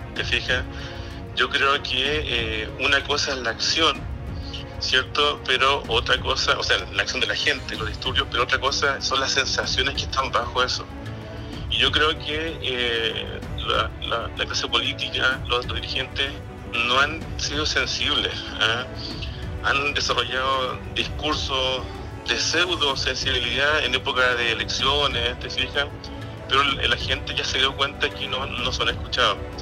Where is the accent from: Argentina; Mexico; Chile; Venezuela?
Chile; somos todos chilenos